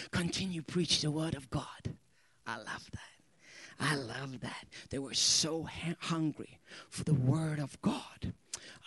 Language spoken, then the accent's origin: English; Sweden; English is a second language; English is my second language. And there's a couple of words when you learn English in Sweden that we Swedes, we have a problem with.